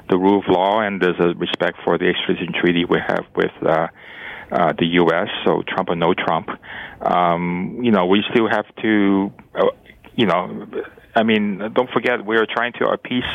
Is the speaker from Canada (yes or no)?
yes; Canada; as a Canadian